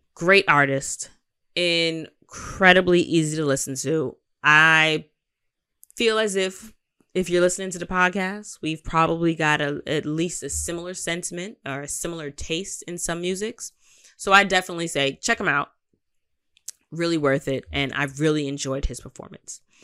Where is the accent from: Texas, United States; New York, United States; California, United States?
New York, United States; I'm a New Yorker